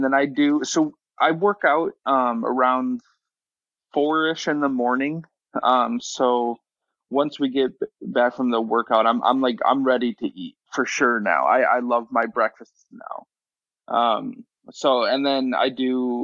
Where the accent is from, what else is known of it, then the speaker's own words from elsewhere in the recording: Midwest, United States; I'm from the Midwest, so your normal steak and or meat and potatoes